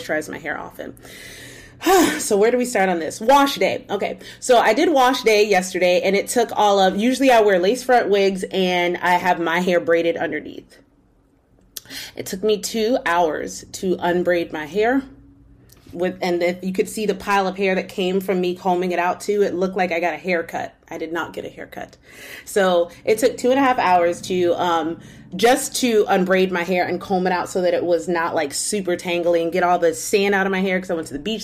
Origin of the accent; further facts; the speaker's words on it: Winter Park, Florida, United States; I grew up in Winter Park, Florida